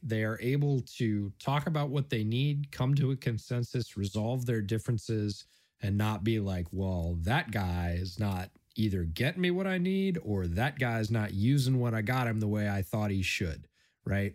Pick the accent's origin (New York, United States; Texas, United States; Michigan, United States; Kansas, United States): New York, United States; Buffalo; moved away; did a lot of growing up in Buffalo. My family's from there